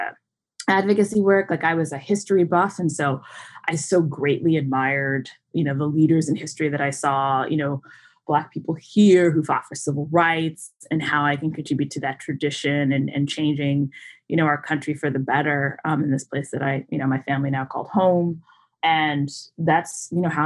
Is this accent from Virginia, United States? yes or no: yes; Southern Virginia, United States; also born or lived in New England; a chunk of my life was spent a little bit in the Northeast New England area. My dad was finishing school and we made our way down south and grew up in Southern Virginia